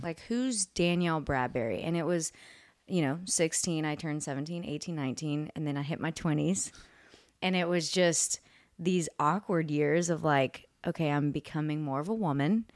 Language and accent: English; Houston, Texas, United States; now in Nashville, United States; I'm originally from Houston, Texas